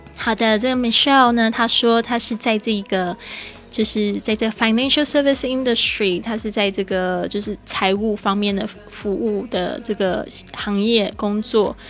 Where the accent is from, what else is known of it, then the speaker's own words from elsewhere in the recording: Taiwan; accent: Taiwanese-accented Mandarin; 我是台湾人